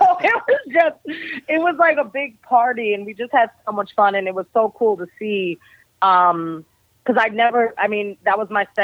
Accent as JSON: {"language": "English", "region": "East Coast", "country": "United States", "also_born_or_lived": "Chicago", "moved": "yes", "said": "I'm from the East Coast"}